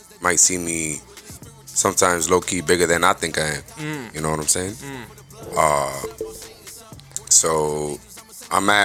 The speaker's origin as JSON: {"language": "English", "town": "Yonkers", "region": "New York", "country": "United States", "tie": "born or raised there", "also_born_or_lived": "Manhattan, New York / Seattle, United States", "moved": "yes", "lives_now": "Orlando, United States", "said": "Originally from New York City. Born in Manhattan. Raised in Yonkers"}